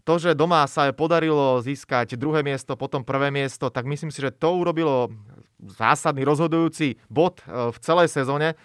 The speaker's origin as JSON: {"language": "Slovak", "country": "Slovakia", "said": "sme Slováci"}